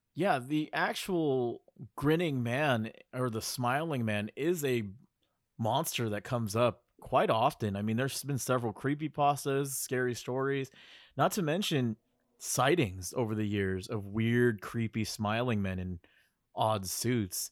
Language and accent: English; Bay Area, California, United States; I'm from the Bay Area